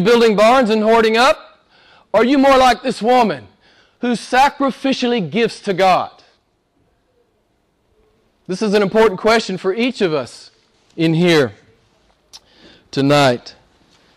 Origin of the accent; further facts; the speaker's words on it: United States; I'm an American